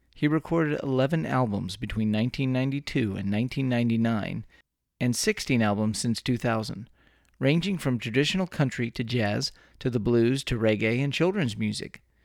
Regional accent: Texas, United States; born or raised there

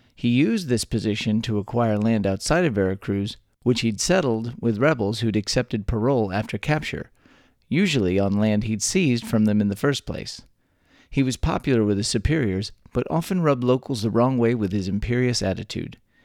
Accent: Texas, United States; born or raised there

